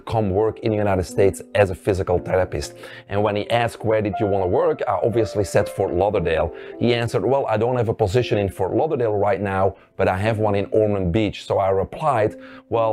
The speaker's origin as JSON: {"language": "English", "country": "Belgium", "tie": "born or raised there", "moved": "yes", "said": "I grew up in Belgium, which is a little country in the center of Europe."}